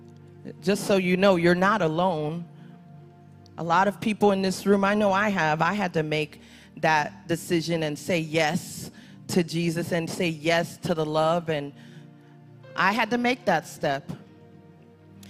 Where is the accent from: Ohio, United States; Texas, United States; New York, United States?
New York, United States; New York City; I'm from Brooklyn